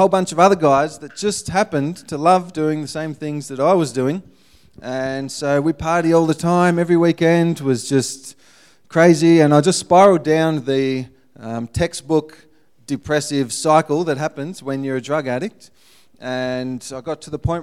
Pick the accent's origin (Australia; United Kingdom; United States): Australia; Ballarat, Victoria; moved away as an adult; I was pretty much born and bred in Ballarat